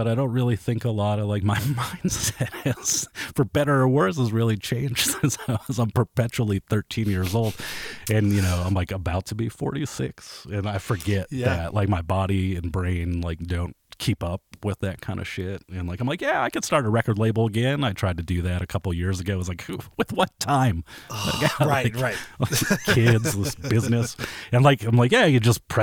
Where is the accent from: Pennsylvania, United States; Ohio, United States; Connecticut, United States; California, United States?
Ohio, United States; Kent; I grew up in Kent, Ohio, which is like a little college town